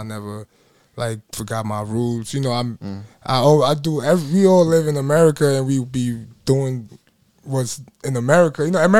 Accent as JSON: {"language": "English", "town": "New York City", "region": "New York", "country": "United States", "tie": "born or raised there", "also_born_or_lived": "Surulere, Lagos, Nigeria / London, United Kingdom", "said": "I grew up in New York."}